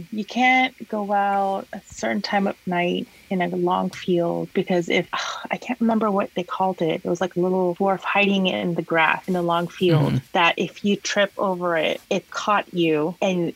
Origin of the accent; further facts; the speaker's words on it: Philippines; moved away; when I was growing up in the Philippines